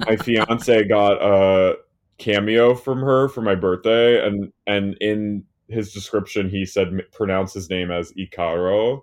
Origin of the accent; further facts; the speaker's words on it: New Jersey, United States; I'm from New Jersey